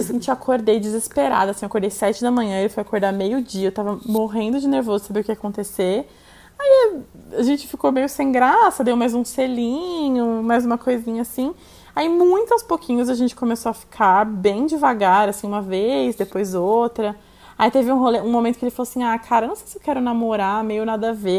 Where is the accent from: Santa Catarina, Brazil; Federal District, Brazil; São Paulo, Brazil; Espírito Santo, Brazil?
São Paulo, Brazil; also born or lived in Itu; Eu nasci aqui em São Paulo e quando eu tinha 12 anos eu fui morar em Itu com os meus pais